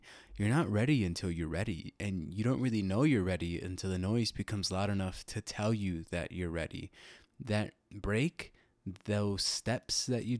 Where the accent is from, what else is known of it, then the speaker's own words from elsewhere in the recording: Illinois, United States; It took the form of something that I grew up with living in Illinois when I was younger, something that I grew up with hearing every night during the summer.